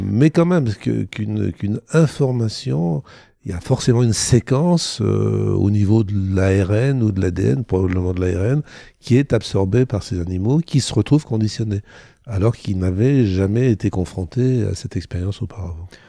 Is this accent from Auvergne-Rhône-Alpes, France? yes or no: yes; Thonon-les-Bains, Auvergne-Rhône-Alpes, France; je suis né à Tonon-les-Bains en Haute-Savoie et pas en Haïti